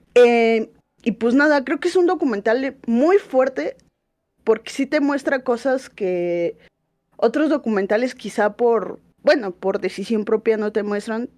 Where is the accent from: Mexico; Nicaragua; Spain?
Mexico